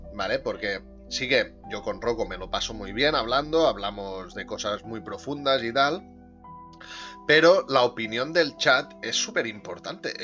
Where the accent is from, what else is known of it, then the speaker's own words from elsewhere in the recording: Catalonia, Spain; Yo soy de Cataluña